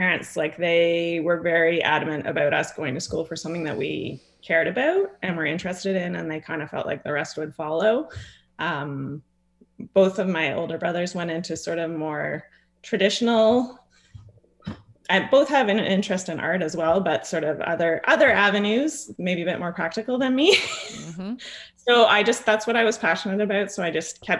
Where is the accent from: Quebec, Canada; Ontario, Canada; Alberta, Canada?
Ontario, Canada; Bracebridge; also born or lived in British Columbia; now in Windermere, Canada; I grew up in Bracebridge, just not far from the downtown